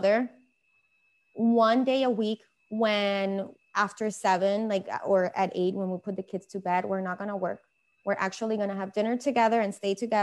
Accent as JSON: {"language": "English", "country": "Venezuela", "moved": "yes", "said": "I'm from Venezuela. I'm Hispanic"}